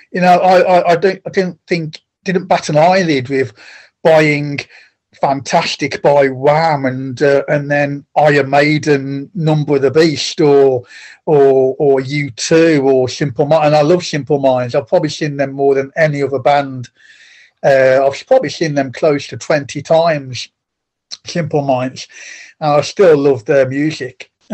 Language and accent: English; Penkridge, West Midlands, United Kingdom; Grew up in it's a little place called Penkridge, which is in the little market town. Well, it's quite a big market town now. When I grew up there, it's very small.